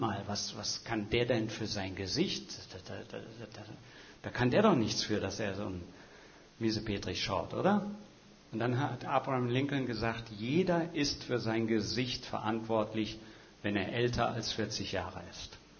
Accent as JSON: {"language": "German", "region": "Hesse", "country": "Germany", "tie": "born or raised there", "moved": "yes", "lives_now": "Schwerin, Germany", "said": "gebürtiger Hesse, wie ich selber"}